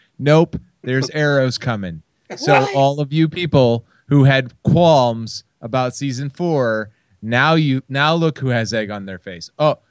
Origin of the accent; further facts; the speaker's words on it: Midwest, United States; I'm from the Midwest